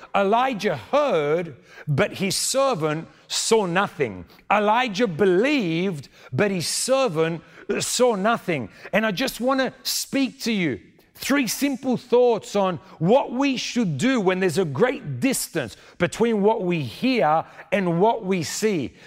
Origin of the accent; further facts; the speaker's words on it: Sydney, New South Wales, Australia; moved away as an adult; now in Argentina; I was born in Sydney, but my family is from Argentina.